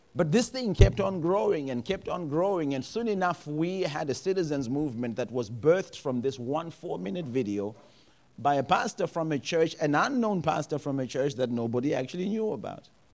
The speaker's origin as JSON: {"language": "English", "country": "Zimbabwe", "said": "I am from Zimbabwe"}